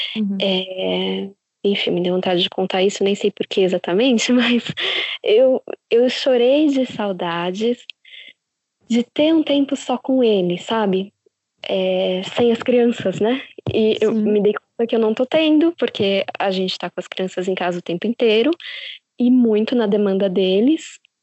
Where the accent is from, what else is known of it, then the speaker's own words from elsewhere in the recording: São Paulo, Brazil; moved away as an adult; now in São Francisco Xavier, Brazil; Sim, é de São Paulo. A gente sempre morou em São Paulo